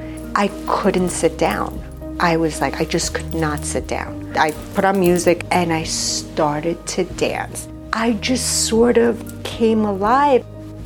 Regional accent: Uruguay; moved away; also born or lived in New York; I was born in Uruguay, immigrated to New York.

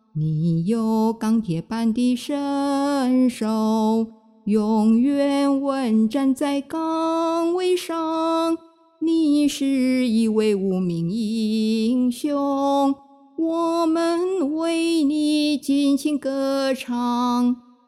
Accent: Taipei, Taiwan; moved away as an adult; now in Ruisui, Hualien, Taiwan; 小的时候住在台北大屯山的脚下。在农村

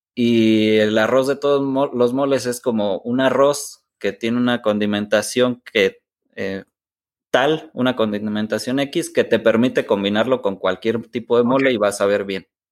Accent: San Miguel Palmas, Querétaro, Mexico; mi familia materna, que, es con quien, pues, con quien crecí, es de un poblado que se llama San Miguel Palmas

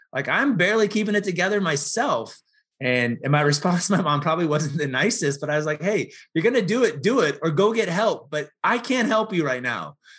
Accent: Portland, United States; moved away; also born or lived in Chicago / Atlanta; I grew up in Portland

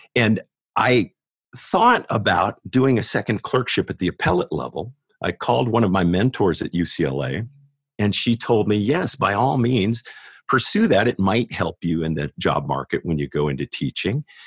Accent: San Diego, California, United States; moved away as an adult; also born or lived in Greenville, South Carolina / Los Angeles; now in Atlanta, United States; I grew up in San Diego

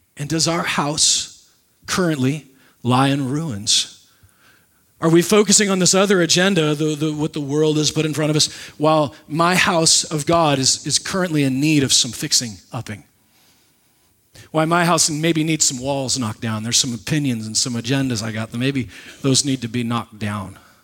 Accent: Nebraska, United States; moved away; The pastor that I grew up with in Nebraska

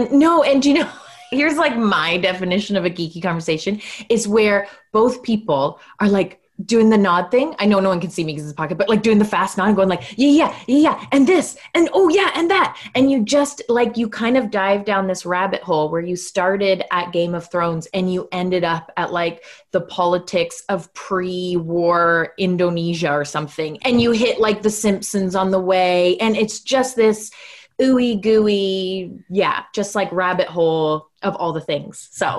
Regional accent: Canada; So yes, I am Canadian. I live in small town Canada, like full on postcard small town Canada at the moment.

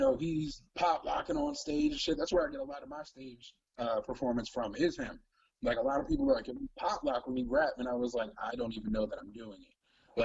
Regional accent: Cleveland, Ohio, United States; born there; I didn't know why I gravitated to four niggas from Cleveland, even though I was born in Cleveland, but I did.

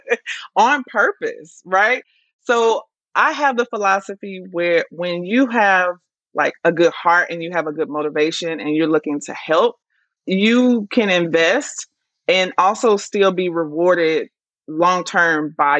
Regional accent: Dallas, Texas, United States; now in Atlanta, United States; I'm actually from Dallas originally, Texas

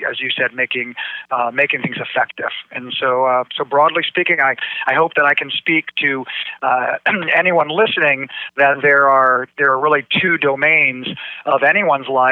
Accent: Greenwich, Connecticut, United States; moved away as an adult; now in Dallas, United States; I grew up in Greenwich, Connecticut, about 45 minutes outside of New York City.

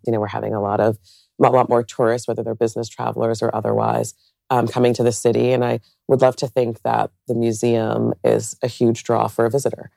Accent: suburbs outside New York City, United States; moved away as an adult; now in Columbus, United States; I grew up outside of New York City in the suburbs

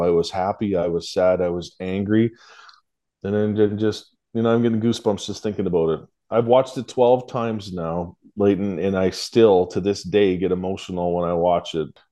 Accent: Canada; I'm just a Canadian, a truck driver, a blue collar you know, Canadian hard worker.

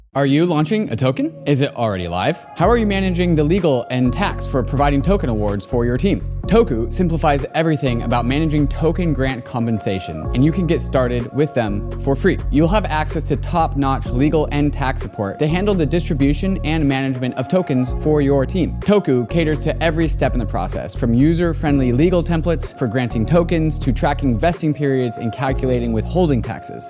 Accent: United States; growing up in the United States

